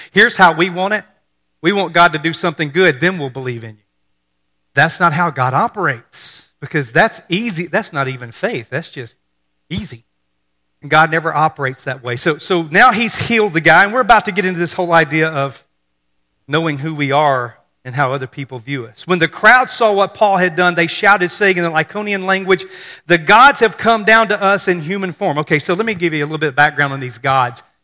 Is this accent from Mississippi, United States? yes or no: yes; Mississippi, United States; growing up in Mississippi